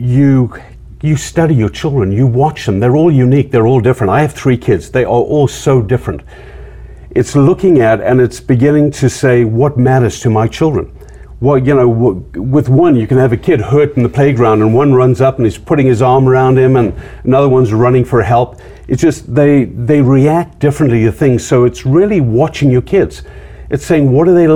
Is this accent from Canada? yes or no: no; Zimbabwe; moved away as an adult; I was from Zimbabwe. Being from Zimbabwe, I ended up as a man without a country.